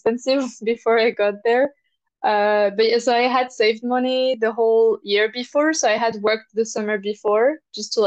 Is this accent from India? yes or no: no; France; now in Edinburgh, United Kingdom; I'm from France originally. I live in Edinburgh currently right now